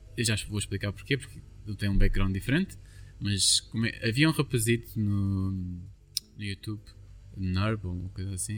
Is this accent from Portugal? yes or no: yes; Lourinhã, Lisbon, Portugal; also born or lived in Caldas da Rainha; existe uma terra perto da minha, de onde eu nasci, que se chama Marteleira